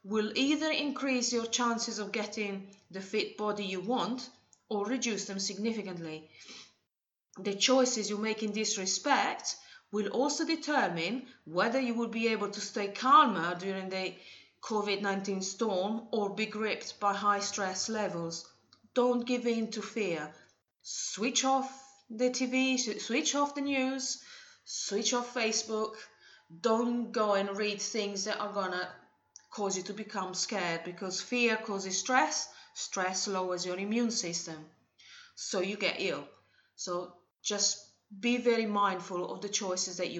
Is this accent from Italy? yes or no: yes; Italy; moved away; in Italy, my home country